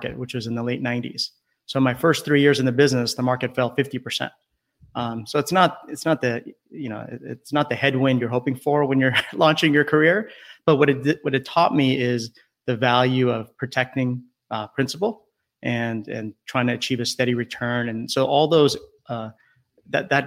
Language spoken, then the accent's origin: English; California, United States; I grew up in California, up and down the coast